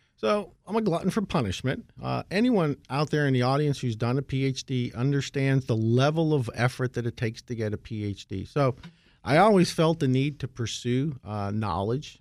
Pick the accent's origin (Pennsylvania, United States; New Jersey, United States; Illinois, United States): Pennsylvania, United States; Scranton; moved away; I grew up in Scranton